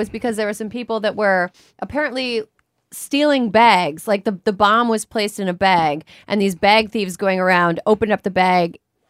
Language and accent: English; Wisconsin, United States; now in New York, United States; I'm from Wisconsin.